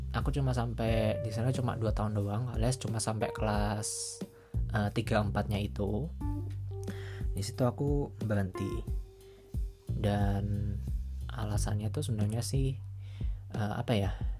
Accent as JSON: {"language": "Indonesian", "town": "Malang", "region": "East Java", "country": "Indonesia", "tie": "born or raised there", "also_born_or_lived": "Purwokerto, Central Java", "said": "aku uh, dulu di Purwokerto terus pindah ke Malang"}